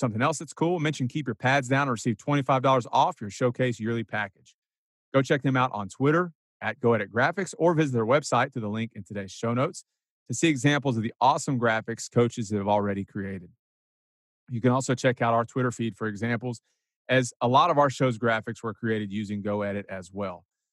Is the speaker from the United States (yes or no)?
yes; Kerrville, Texas, United States; mention that I'm from Kerrville or came from Kerrville